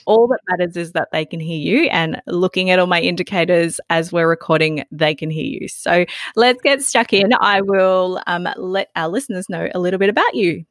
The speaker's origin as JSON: {"language": "English", "country": "Australia", "said": "growing growing up in Australia"}